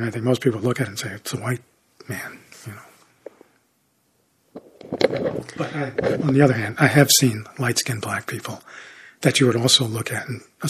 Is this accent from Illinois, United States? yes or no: yes; Chicago, Illinois, United States; during the time I grew up in Chicago, even though it was technically lawful for a black and white person to be married, it was still quite a segregated city racially and quite socially